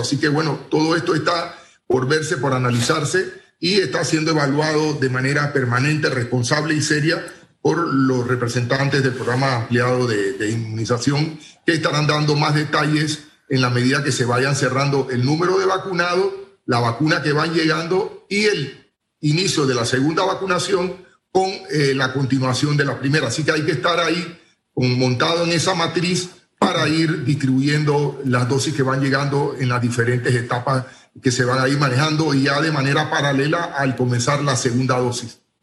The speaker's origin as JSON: {"language": "Spanish", "country": "Panama", "said": "nosotros como panameños"}